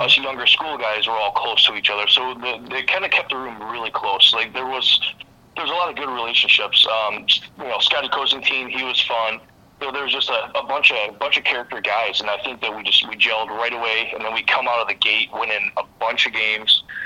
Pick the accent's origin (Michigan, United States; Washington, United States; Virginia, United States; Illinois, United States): Michigan, United States; Vicksburg; I'm from the Kalamazoo area, a really small town actually called Vicksburg.